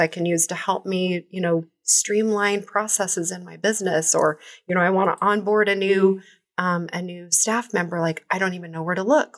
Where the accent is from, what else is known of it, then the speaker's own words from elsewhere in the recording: Kansas City, Missouri, United States; I was born in Kansas City, mm-hmm. born and raised, went to high school here